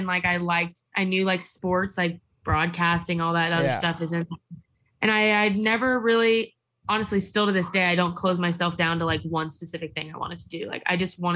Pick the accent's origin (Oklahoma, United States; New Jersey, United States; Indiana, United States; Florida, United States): Florida, United States; Tampa; I'm born and raised in Tampa, so I've kind of just always like homegrown here